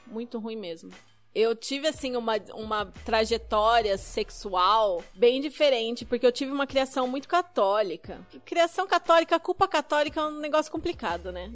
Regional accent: interior of Paraná, Brazil; moved away as an adult; now in Curitiba, Brazil; eu sou originalmente do interior do Paraná. Minha família é de uma cidadezinha do interior do Paraná, mas eu já moro em Curitiba tem quase 10 anos

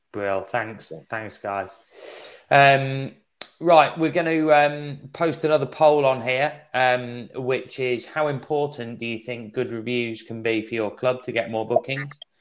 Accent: England, United Kingdom; accent: English; my English accent

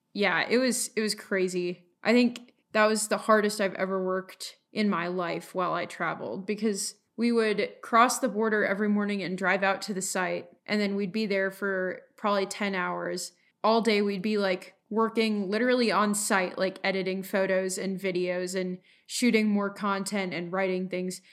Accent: Colorado, United States; I'm from Colorado

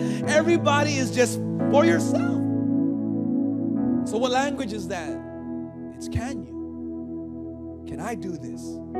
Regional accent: California, United States; accent: Californian; also born or lived in Hawaii; now in Philippines; See, when I came here into the Philippines, I had my Californian accent, right? Like, before I moved to Hawaii, my California, I can't even do the California accent anymore

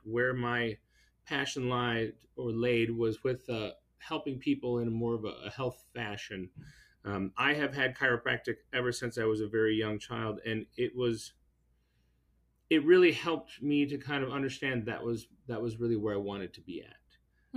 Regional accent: La Crosse, Wisconsin, United States; I hail from La Crosse, Wisconsin

